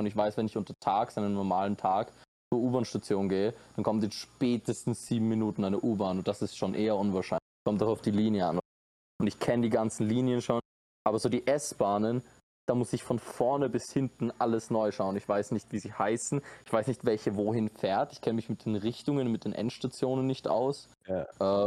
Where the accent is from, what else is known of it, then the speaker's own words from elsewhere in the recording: Austria; moved away as an adult; now in Costa Rica; ich bin Österreicher